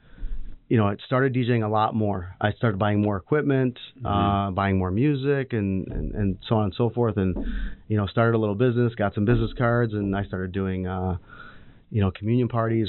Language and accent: English; Redford, Michigan, United States; also born or lived in Farmington Hills, Michigan; I was I grew up in Redford.